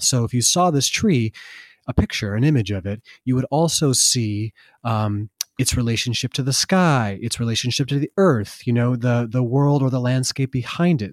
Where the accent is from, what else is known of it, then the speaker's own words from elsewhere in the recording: Vermont, United States; I grew up in Vermont